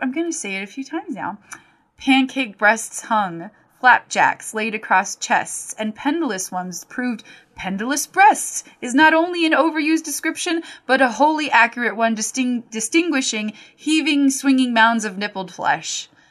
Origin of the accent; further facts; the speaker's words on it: Fountain, Colorado, United States; my hometown, Fountain, Colorado